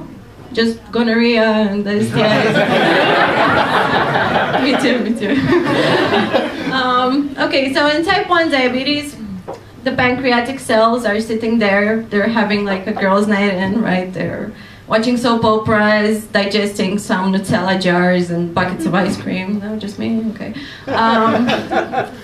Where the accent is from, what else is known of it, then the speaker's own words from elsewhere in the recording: Romania; moved away as an adult; now in London, United Kingdom; I come from Romania and I'm doing a PhD in immunology at Imperial College London